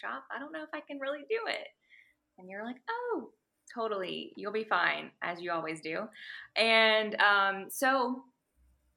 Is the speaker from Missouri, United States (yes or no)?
no; Mississippi, United States; moved away as an adult; now in Texas, United States; I am from Mississippi originally, but I moved to Texas for a job and for extra training and ended up staying.